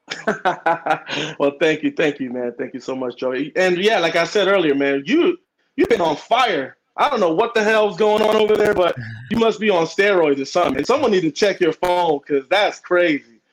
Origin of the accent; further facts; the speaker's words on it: New York City, New York, United States; first language Spanish; English is a second language; moved away; also born or lived in Washington Heights, Manhattan / Miami / Modesto, California; I'm from New York, Manhattan, uh, you know Washington Heights. Um, grew up in the Bronx